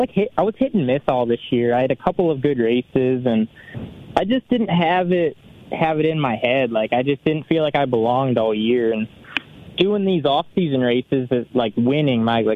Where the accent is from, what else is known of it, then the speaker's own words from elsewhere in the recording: Canada; I'm basically Canadian and don't like poutine. I guess I'm not that Canadian.